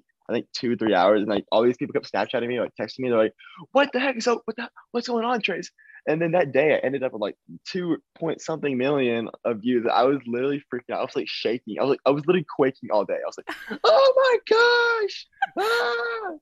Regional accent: Nashville, Tennessee, United States; I am from Nashville, Tennessee. I am 18 years old

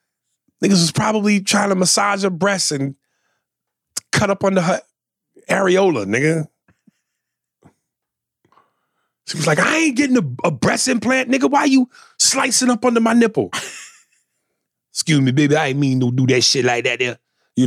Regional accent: Detroit, Michigan, United States; Where do you get a nail spoon? Bitch, I'm from Detroit.

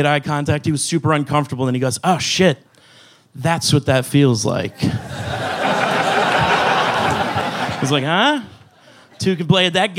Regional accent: Salt Lake City, Utah, United States; moved away as an adult; now in Texas, United States; I'm from Salt Lake City

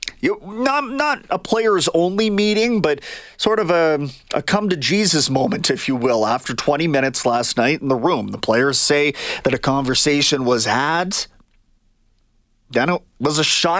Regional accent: Kamloops, British Columbia, Canada; I grew up in BC. I'm from Kamloops

